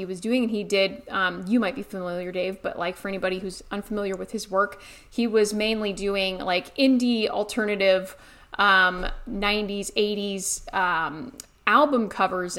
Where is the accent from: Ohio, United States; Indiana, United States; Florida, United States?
Ohio, United States; moved away as an adult; also born or lived in Colorado; I grew up in Ohio, but went out to art school in Colorado